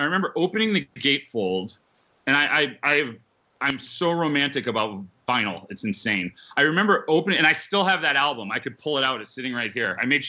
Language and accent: English; Connecticut, United States; born or raised there